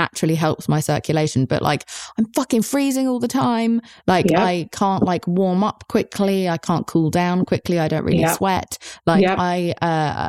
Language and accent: English; England, United Kingdom; I'm English